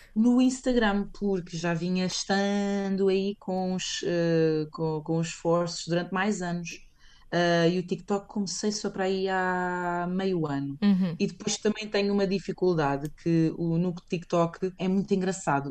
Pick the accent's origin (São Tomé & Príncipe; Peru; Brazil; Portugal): Portugal; moved away as an adult; also born or lived in Spain; now in London, United Kingdom; eu saí de Portugal